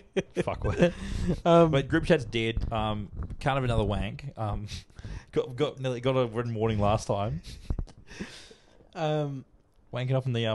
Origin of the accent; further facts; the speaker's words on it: Australia; we're Australian racists